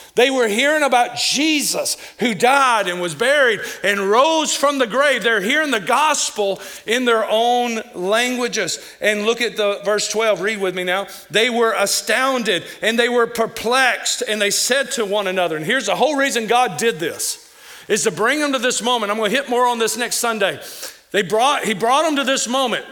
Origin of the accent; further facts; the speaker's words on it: Kentucky, United States; now in Missouri, United States; some of the words I say because I'm from Kentucky